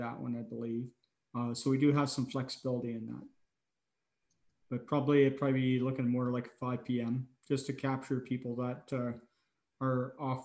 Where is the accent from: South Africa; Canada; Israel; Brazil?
Canada; Alexandria, Ontario; now in Peace River, Canada; my hometown of Alexandria, Ontario